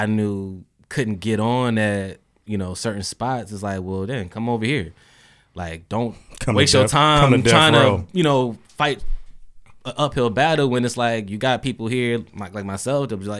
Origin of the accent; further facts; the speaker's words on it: Indianapolis, Indiana, United States; I'm from Indianapolis